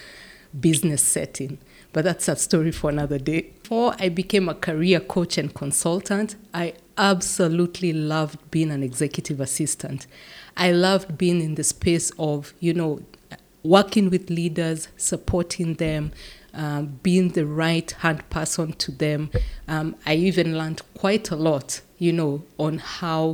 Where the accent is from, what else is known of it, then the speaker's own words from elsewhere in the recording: Kenya; moved away as an adult; now in Netherlands; I'm from Kenya. I have been living and working in the Netherlands for the last 15 years.